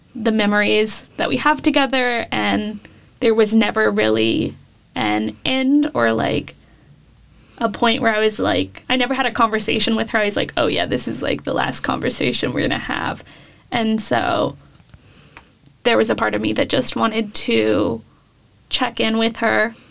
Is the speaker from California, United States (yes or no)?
yes; Davis, California, United States; moved away as an adult; now in Austin, United States; I moved from California to Texas four years ago now.